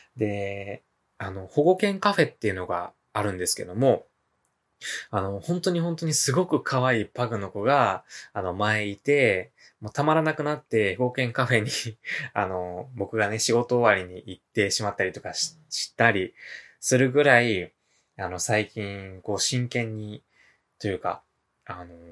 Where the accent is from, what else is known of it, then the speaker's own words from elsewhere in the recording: Hyogo, Japan; 生まれも育ちも、現在もですね、まあ兵庫県で、えー、生まれ育って、現在も住んでおります。